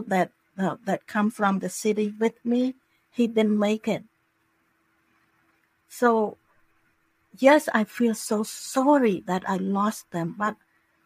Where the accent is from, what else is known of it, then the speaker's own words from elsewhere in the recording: Cambodia; now in Florida, United States; I'm from Cambodia